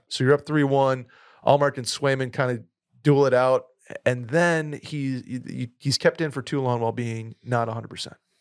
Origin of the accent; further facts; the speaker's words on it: half an hour north of Albany, Upstate New York, United States; My hometown team